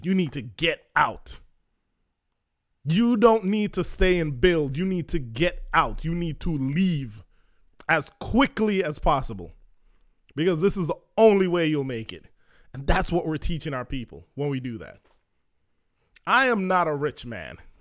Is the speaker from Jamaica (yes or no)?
yes; Jamaica; I'm Jamaican